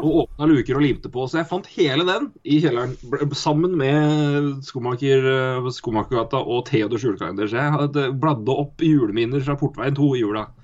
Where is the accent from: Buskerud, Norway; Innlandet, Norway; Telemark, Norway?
Innlandet, Norway; Elverum; also born or lived in Oslo; Jeg og søstera mi har ganske mye skitt stæsja hjemme i Elverum.